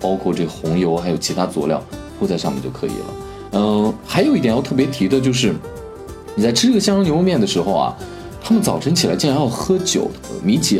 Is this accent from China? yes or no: yes; northern China, China; 可能作为一个北方人呢，我们很难理解为什么南方人吃早餐那么重口味啊